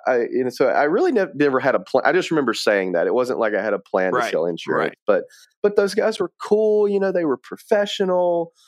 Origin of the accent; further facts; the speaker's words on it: Atmore, Alabama, United States; also born or lived in Mobile; so I was born in Mobile, Alabama, which is where I live now. Was raised in a small town of Atmore, Alabama.